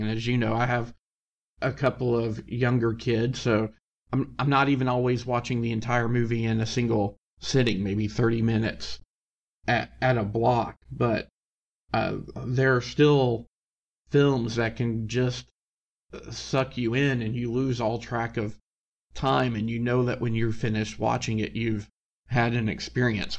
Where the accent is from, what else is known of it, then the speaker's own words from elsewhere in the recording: Tennessee, United States; someone who was born and raised in Tennessee